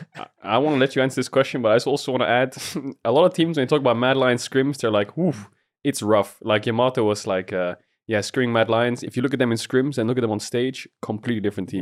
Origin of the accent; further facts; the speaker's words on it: Alicante, Valencian Community, Spain; I grew up in Alicante